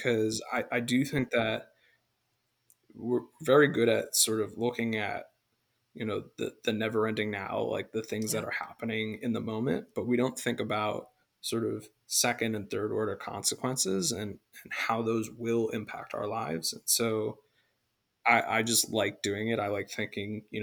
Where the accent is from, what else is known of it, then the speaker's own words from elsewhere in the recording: United States; growing up in America